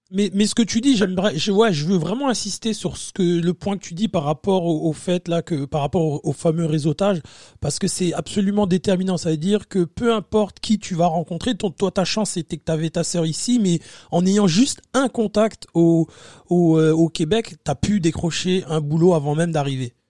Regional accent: France; moved away; on est français

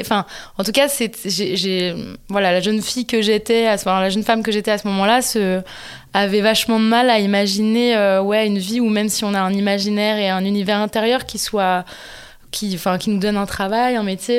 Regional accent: Montpellier, Occitania, France; moi, je viens du sud de la France, de Montpellier, donc juste à côté de Sète

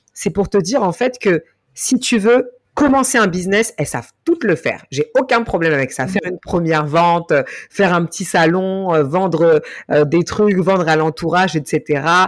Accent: France; Je suis d'origine malienne. J'ai grandi et je suis née en France

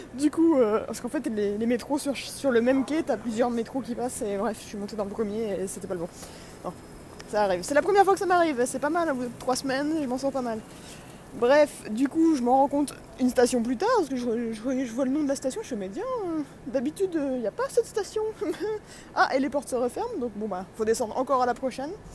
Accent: France; je suis de France

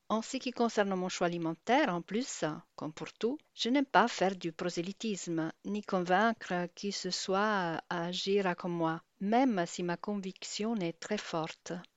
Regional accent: Italy; French is a second language; now in Brittany, France; Je suis italienne et j'habite en Bretagne

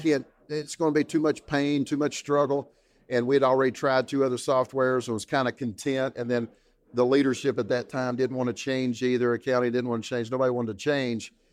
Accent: East Tennessee, United States; to East Tennessee, back to my hometown

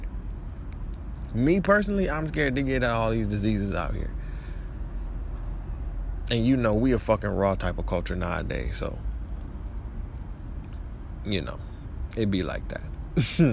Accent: Detroit, Michigan, United States; moved away; also born or lived in Florida; I claim Detroit

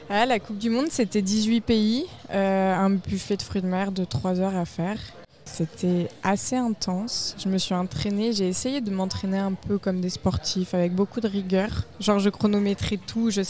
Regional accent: Cernay-la-Ville, Île-de-France, France; Je viens de la région parisienne, la vallée de Chevreuse.

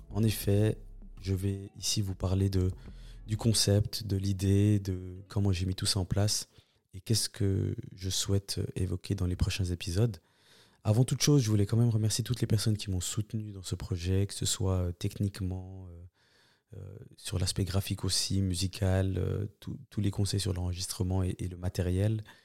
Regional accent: Switzerland; On est énormément de Suisses à, venir de, cette deuxième, deuxième génération

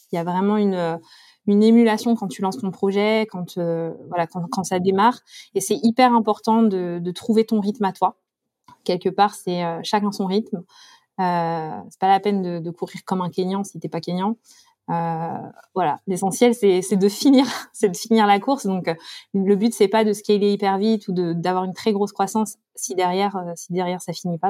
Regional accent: France; quand on est français

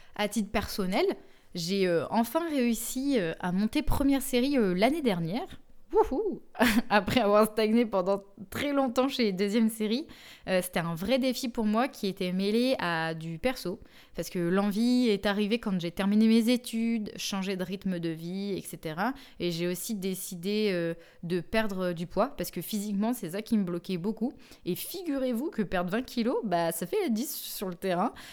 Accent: Bourges, Centre-Val de Loire, France; moved away as an adult; now in Clermont-Ferrand, France; là d'où je viens, et là où j'ai joué de mes 8 à 18 ans environ, jusqu'à ce que je parte faire mes études supérieures dans une autre ville

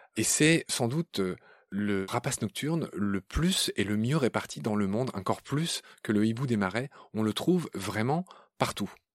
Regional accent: Lorraine, Grand Est, France; je suis Lorrain

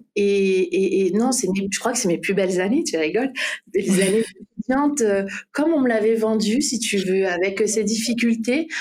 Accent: French Guiana; moved away as an adult; also born or lived in Martinique; je suis guyanaise, j'ai toujours vécu en Guyane

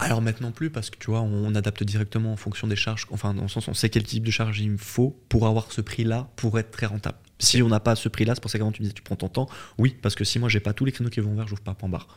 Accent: Switzerland; je suis né en Suisse

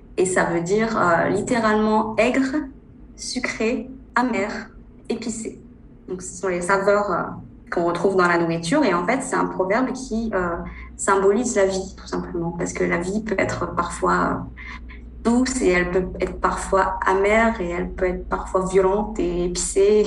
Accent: northern France, France; moved away as an adult; now in China; je suis originaire du nord de la France. Je suis née dans une petite ville du nord.

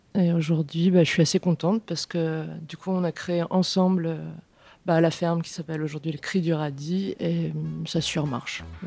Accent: Beauce, Centre-Val de Loire, France; moved away as an adult; now in Vienne, France; je suis originaire de Beauce. Du coup, euh, j'ai grandi en mode euh, campagne industrielle.

